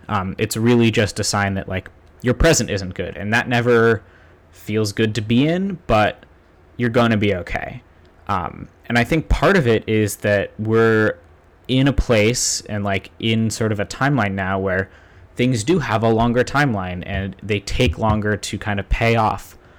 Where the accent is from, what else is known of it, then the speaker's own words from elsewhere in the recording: Somerville, Massachusetts, United States; also born or lived in Boston suburbs, United States; now in Cambridge, United States; the house I grew up in in Somerville, which, you know, was, until I was ten, that was my house